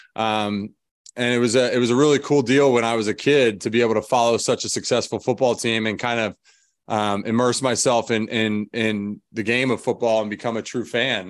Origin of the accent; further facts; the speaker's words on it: Philadelphia, Pennsylvania, United States; moved away as an adult; being from Philadelphia